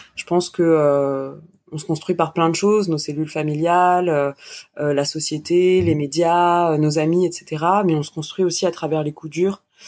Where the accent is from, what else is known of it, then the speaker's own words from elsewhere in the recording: France; je suis vraiment française